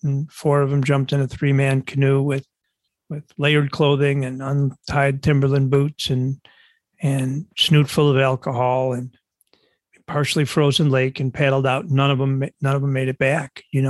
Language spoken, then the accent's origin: English; Buffalo, New York, United States; No, Buffalo, not Brooklyn.